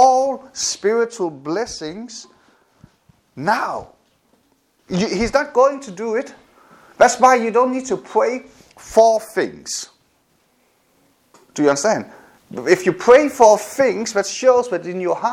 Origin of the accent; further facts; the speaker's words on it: Denmark; also born or lived in South Korea; when I got adopted to Denmark, that physically I was moved from Denmark, from South Korea to Denmark. But my head, my responses, my experiences were still in Korea